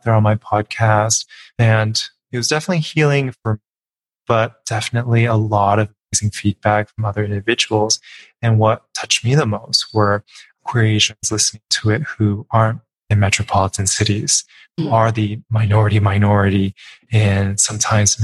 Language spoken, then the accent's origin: English; suburbs of Los Angeles, California, United States; I was the minority from where I was from, in the suburbs in Los Angeles, but way, way, way inland